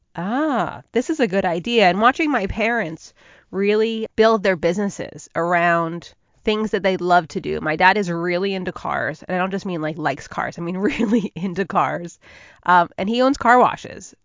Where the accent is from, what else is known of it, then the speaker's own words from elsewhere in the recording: Northern New Jersey, United States; I'm a Jersey girl through and through. I grew up in Northern Jersey.